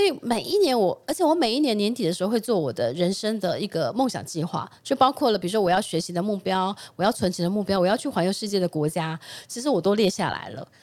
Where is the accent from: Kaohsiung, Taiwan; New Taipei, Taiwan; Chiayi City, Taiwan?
New Taipei, Taiwan; Jiufen; 我小时候是在九份，就在九份